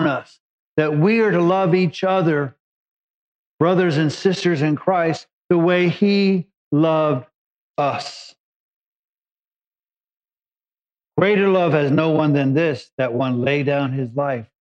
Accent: Los Angeles, California, United States; I came from East LA and cruise meant you drove down Whittier Boulevard

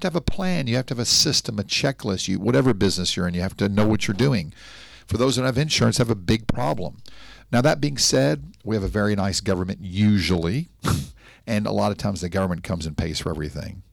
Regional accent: Nashville, Tennessee, United States; now in Miami Beach, United States; I'm from Nashville, Tennessee, a nice Jewish boy from Tennessee

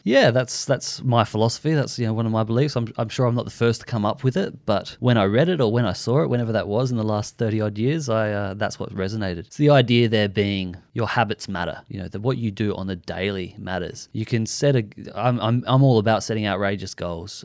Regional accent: Adelaide, South Australia, Australia; We're from Adelaide

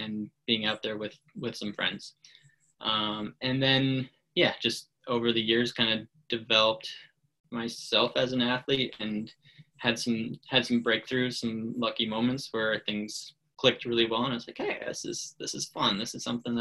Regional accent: Fairbanks, Alaska, United States; I grew up in Fairbanks, Alaska

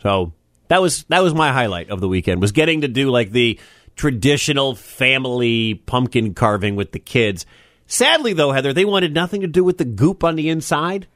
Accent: Detroit, Michigan, United States; I'm from Detroit, but I'm from the suburbs suburbs.

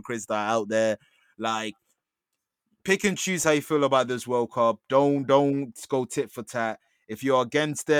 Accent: England, United Kingdom; we're English. We live in England. We were raised in England.

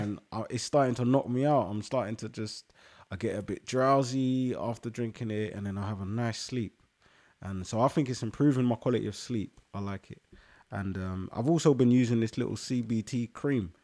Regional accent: London, United Kingdom; I come from London and 'cause I'm Ghanaian

